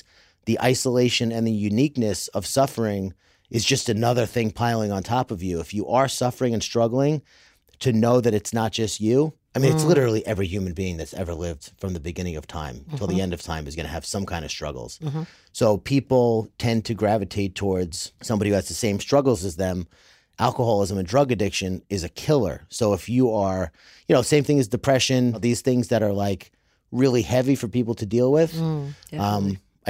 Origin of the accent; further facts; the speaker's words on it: New York, United States; I'm from New York